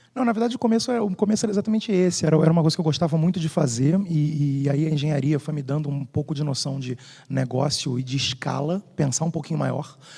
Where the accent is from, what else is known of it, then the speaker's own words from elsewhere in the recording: Rio de Janeiro, Brazil; sou do Rio